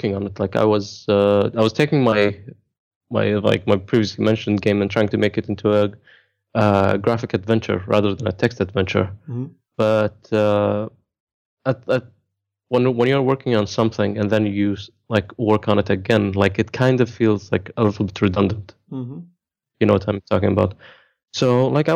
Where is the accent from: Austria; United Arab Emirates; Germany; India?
United Arab Emirates; Dubai; I am from Dubai, born and raised